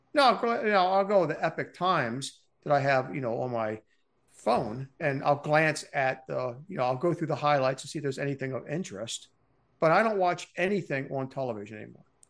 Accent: Baltimore, Maryland, United States; I grew up in Baltimore, Maryland.

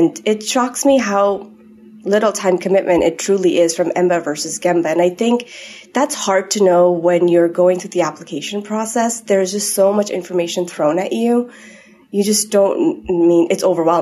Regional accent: Nepal; moved away; I grew up in Nepal, so I always had a bit of this international background.

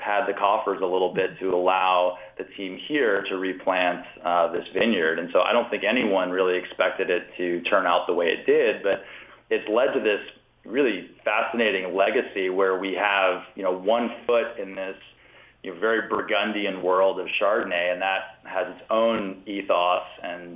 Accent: Virginia, United States; moved away as an adult; also born or lived in Napa Valley, California; I'm from Virginia originally, grew up there

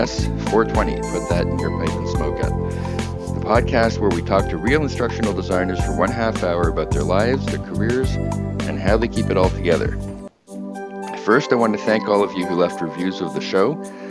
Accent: Toronto, Ontario, Canada; we both grew up in Toronto.

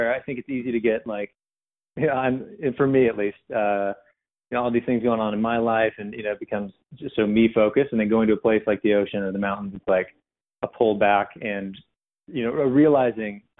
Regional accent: La Jolla, California, United States; I grew up in La Jolla, you know, right on the coast

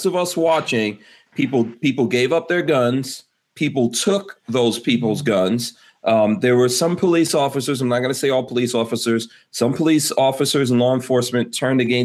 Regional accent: New York City, New York, United States; growing up in New York

